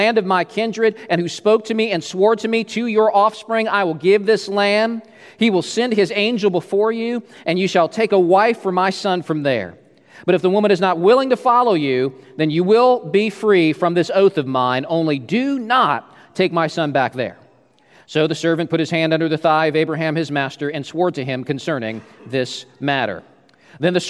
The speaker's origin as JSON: {"language": "English", "region": "Alaska", "country": "United States", "also_born_or_lived": "Alberta", "moved": "as an adult", "said": "I was from Alaska"}